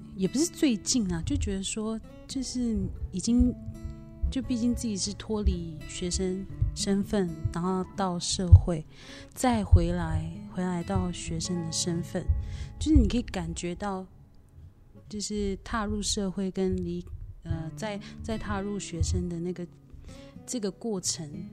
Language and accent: Chinese; Nan'ao and Datong, Yilan County, Taiwan; moved away as an adult; also born or lived in Taipei, Taiwan; now in Taichung, Taiwan; 来自南澳。对，一半南澳，一半大同乡